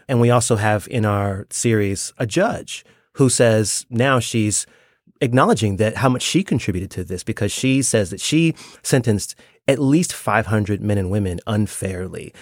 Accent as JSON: {"language": "English", "town": "Washington", "region": "District of Columbia", "country": "United States", "tie": "born or raised there", "said": "I grew up in Washington, D C area"}